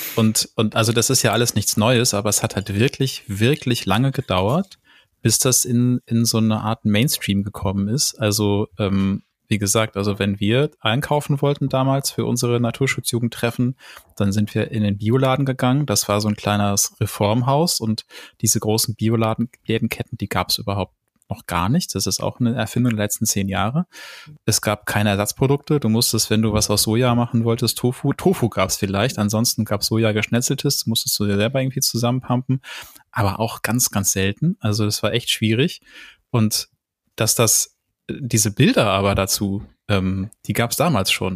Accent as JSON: {"language": "German", "country": "Germany", "tie": "born or raised there", "said": "wo ich aufgewachsen bin, im Westen und im Norden"}